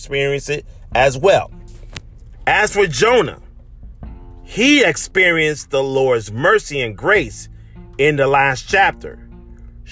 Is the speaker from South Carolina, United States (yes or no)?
yes; Charleston, South Carolina, United States; moved away; That's my hometown, Charleston, South Carolina